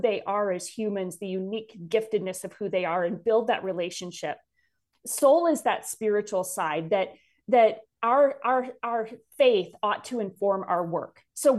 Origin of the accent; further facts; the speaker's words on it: Wisconsin, United States; But I grew up in North Central Wisconsin. My family came to faith when I was about 8 years old.